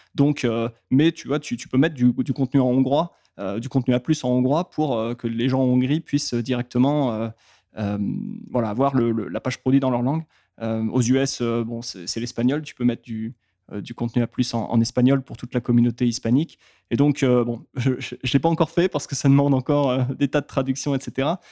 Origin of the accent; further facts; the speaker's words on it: France; vu qu'on est français